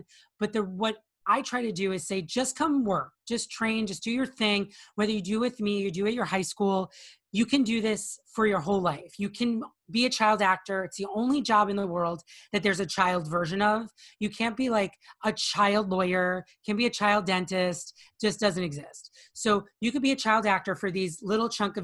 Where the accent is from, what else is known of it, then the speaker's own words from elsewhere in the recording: New York City, New York, United States; also born or lived in Long Island; I grew up in Bayside, Queens, and then Long Island.